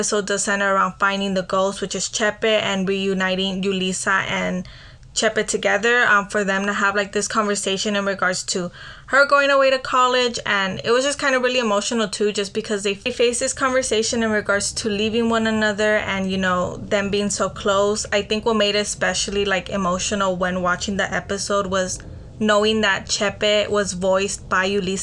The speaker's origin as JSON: {"language": "English", "town": "Los Angeles", "region": "California", "country": "United States", "tie": "born or raised there", "also_born_or_lived": "Pico Union, Los Angeles", "said": "Melly and I grew up on Venice at the shop where my mom was"}